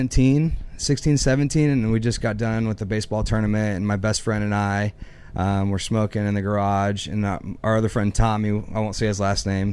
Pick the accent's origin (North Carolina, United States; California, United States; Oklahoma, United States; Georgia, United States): Oklahoma, United States; Broken Arrow; I'm originally from Broken Arrow